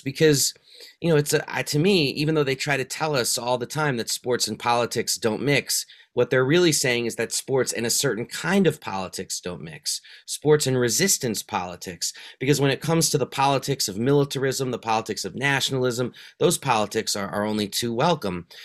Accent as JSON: {"language": "English", "town": "New York City", "region": "New York", "country": "United States", "tie": "born or raised there", "said": "grew up in New York City in the nineteen eighties as a total sports obsessive."}